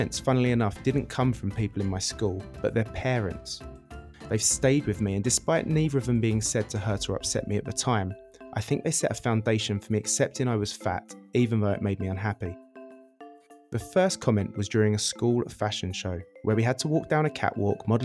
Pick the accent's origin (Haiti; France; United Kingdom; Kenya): United Kingdom; Essex, East of England; moved away as an adult; now in Barcelona, Spain; I'm originally from Essex in the UK, but arrived to Barcelona in 2009 for a two-month holiday.